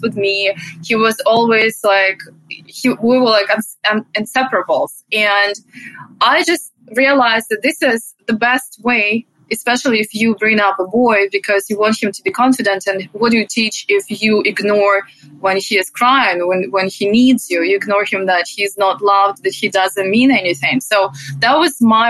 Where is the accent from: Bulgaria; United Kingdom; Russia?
Russia; English is a second language; moved away as an adult; So originally I'm from Russia. That's where I grew up. And I've been living here for 10 years